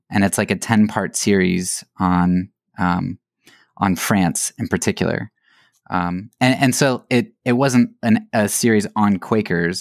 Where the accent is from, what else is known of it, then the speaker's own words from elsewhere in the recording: Lancaster County, Pennsylvania, United States; I grew up in Pennsylvania, Lancaster County, area